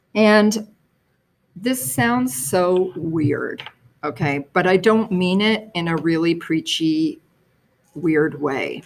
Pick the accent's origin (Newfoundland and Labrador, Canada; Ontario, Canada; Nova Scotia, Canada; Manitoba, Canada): Ontario, Canada; Toronto; also born or lived in New York City, United States; I grew up in the suburbs of Toronto